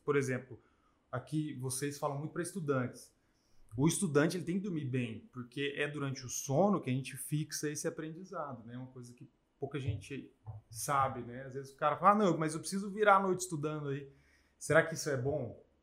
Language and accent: Portuguese; Brazil; como nós brasileiros, a gente come sempre arroz, feijão e carne